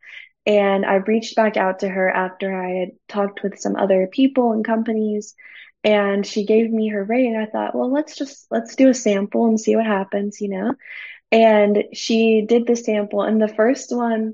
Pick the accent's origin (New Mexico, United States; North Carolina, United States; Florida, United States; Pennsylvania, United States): Florida, United States; now in Alabama, United States; I didn't grow up in Alabama. I grew up in Florida, but my husband has been in Alabama his whole life.